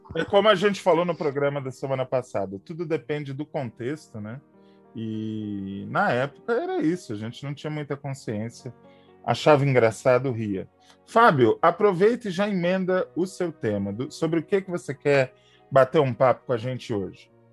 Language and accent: Portuguese; Brazil; eu sou do Brasil